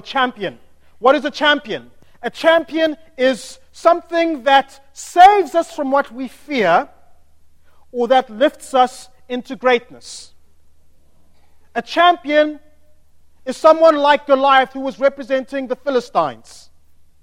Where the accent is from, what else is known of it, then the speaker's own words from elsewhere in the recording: United Kingdom; if we are from the United Kingdom